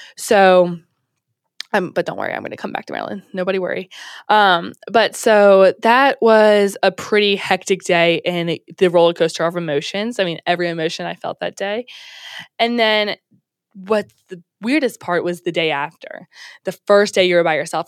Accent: Maryland, United States; moved away as an adult; also born or lived in Alabama

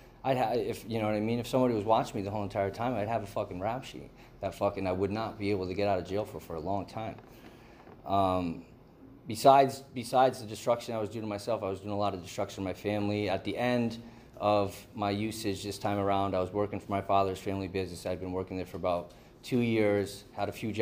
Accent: Southern Connecticut, United States; moved away as an adult; now in California, United States; I'm from the East Coast. I'm from Southern Connecticut

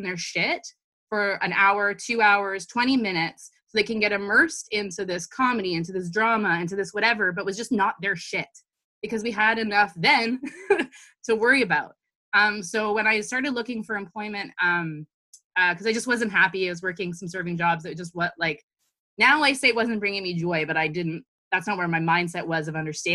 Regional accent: Toronto, Ontario, Canada; I was born and raised in Toronto

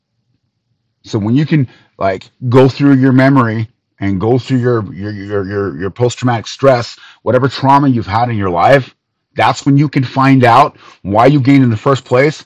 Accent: United States; as an American

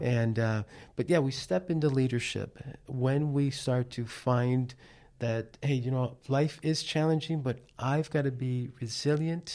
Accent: New York City, New York, United States; moved away; him and I grew up in Manhattan, New York. That's where I'm from, that's where I was born.

